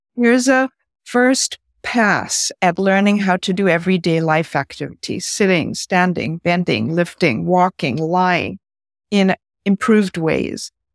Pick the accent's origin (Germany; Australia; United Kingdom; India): India; moved away; also born or lived in San Francisco, United States; As my dad is Indian and I grew up in India